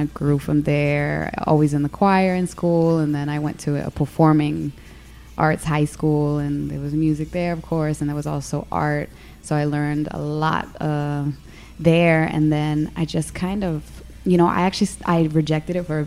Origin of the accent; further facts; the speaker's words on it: Midwest, United States; moved away; we're originally from the Midwest